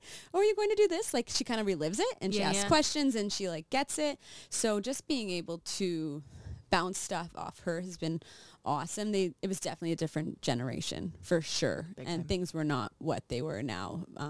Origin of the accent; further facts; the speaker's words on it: Regina, Saskatchewan, Canada; also born or lived in United States; We lived here and then my parents all moved to the States.